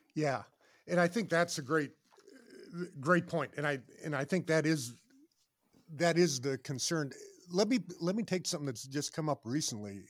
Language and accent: English; Boulder, Colorado, United States; I grew up in Boulder, Colorado